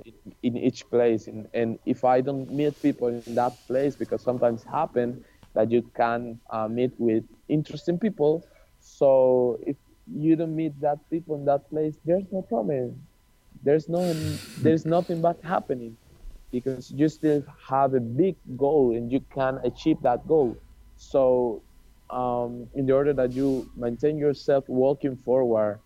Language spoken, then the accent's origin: English; Colombia; moved away; Colombia, because this is my home country